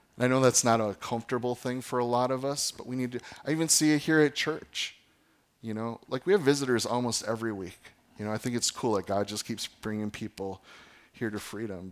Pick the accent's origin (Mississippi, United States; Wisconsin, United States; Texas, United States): Wisconsin, United States; Fox Valley; where I grew up in the Fox Valley